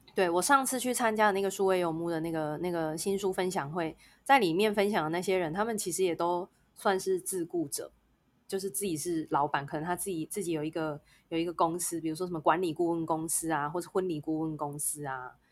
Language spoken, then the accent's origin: Chinese; Taiwan; 我们是台湾人